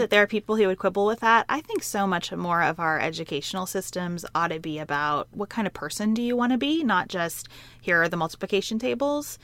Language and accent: English; Western Kentucky, United States; who grew up on a dairy farm in Western Kentucky